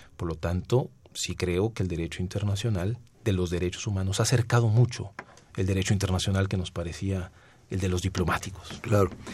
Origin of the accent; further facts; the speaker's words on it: Guerrero, Mexico; also born or lived in Milan, Italy; yo soy guerrerense, yo soy de igual a Guerrero